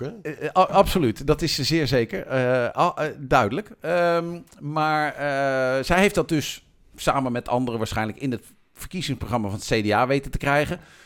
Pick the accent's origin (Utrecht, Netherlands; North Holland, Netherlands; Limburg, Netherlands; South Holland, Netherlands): Utrecht, Netherlands; Amersfoort; ik kom uit Amersfoort.